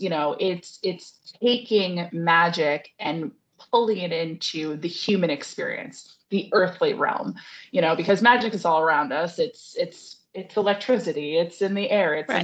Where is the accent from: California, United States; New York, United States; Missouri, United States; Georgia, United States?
New York, United States; moved away; I grew up on the Appalachian Trail, but in New York State